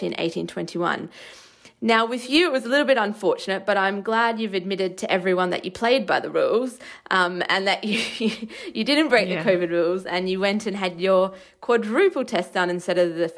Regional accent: Australia; moved away; where I grew up in Australia

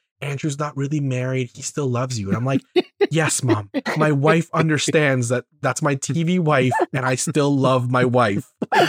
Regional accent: Canada; We should be finding relatability in the fact that we're very Canadian.

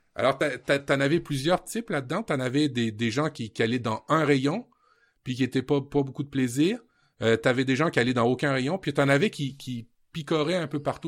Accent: Normandy, France; je suis d'origine normande en France

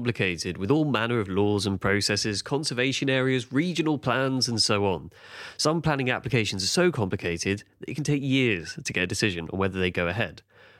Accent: London, United Kingdom; I grew up in Clapham Junction in the 1990s

